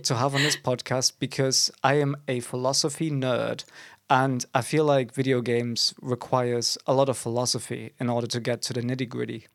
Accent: Germany; now in England, United Kingdom; we are both foreigners to this beautiful country, though. I am from Germany.

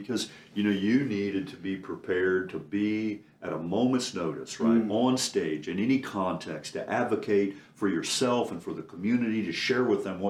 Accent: Anderson, Indiana, United States; I grew up in Anderson, Indiana.

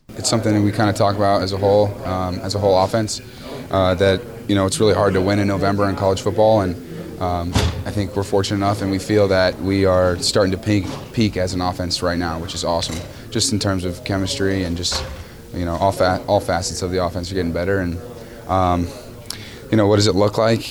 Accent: California, United States; moved away as an adult; go back to my home state

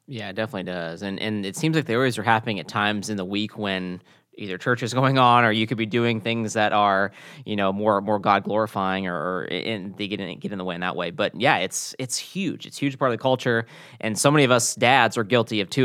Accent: the South, United States; moved away as an adult; now in California, United States; growing up in the South and working at a, a major, you know, college football program

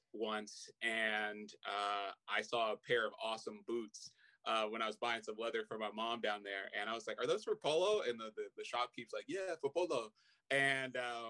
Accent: Oakland, California, United States; also born or lived in San Francisco, California; I was born and raised in Oakland, California, and have family throughout the region

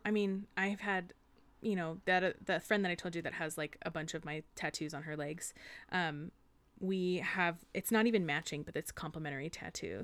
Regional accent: United States; I grew up in the Sierras

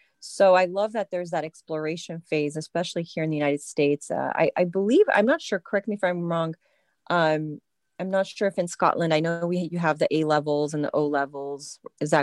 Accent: France; also born or lived in United Kingdom; In France, yes. I was born in the UK, and my parents were, in import export.

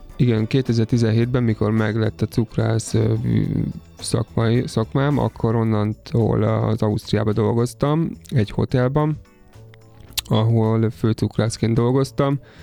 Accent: Somogy, Hungary; moved away as an adult; also born or lived in Austria; now in Budapest, Hungary; én egyébként somogyi származású vagyok

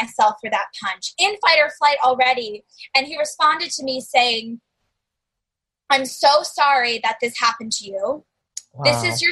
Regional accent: the South, United States; growing up in the South, family from New York

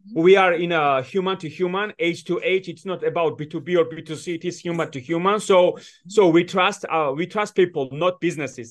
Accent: Georgia; moved away; also born or lived in United States; I was born in Georgia

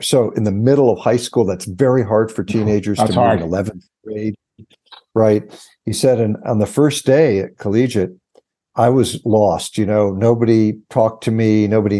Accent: Chappaqua, New York, United States; born there; also born or lived in Washington; I'm from the New York area. I was born in Chappaqua, New York.

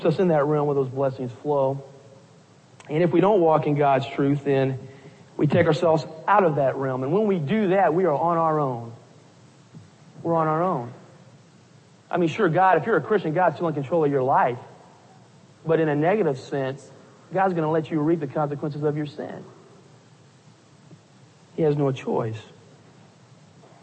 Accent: Orlando, Florida, United States; I'm from Orlando, Florida

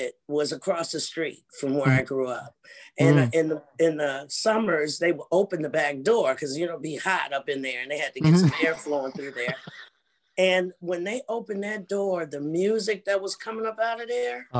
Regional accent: Cincinnati, Ohio, United States; moved away as an adult; now in Germany; we're from Ohio

